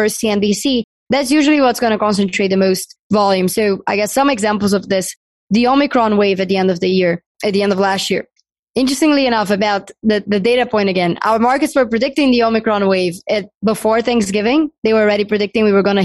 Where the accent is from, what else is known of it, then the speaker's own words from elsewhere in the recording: Brazil; moved away as an adult; now in United States; I'm from Brazil